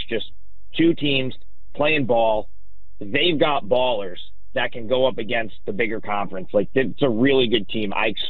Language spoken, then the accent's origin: English; Schenectady, New York, United States; now in Syracuse, United States; I live in Syracuse now. I've always lived in this area. I'm from I'm from Schenectady, Albany area. I went to Siena College. Live out in Syracuse now, so I've been in this sort of region.